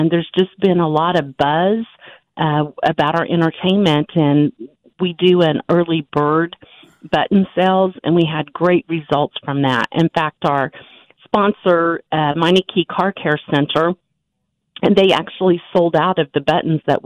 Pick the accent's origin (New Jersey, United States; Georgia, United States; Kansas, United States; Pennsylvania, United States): Kansas, United States; Butler County / Wichita area; I'm what I would consider a Butler County girl. I graduated from Circle High School, but we had a Wichita address, Wichita phone number, lived in Sedgwick County